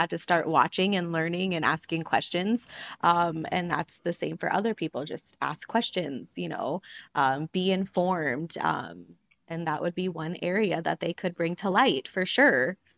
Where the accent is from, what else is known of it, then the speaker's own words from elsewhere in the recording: Montana, United States; I grew up just 2 hours away from where we currently live on the ranch in Great Falls, Montana.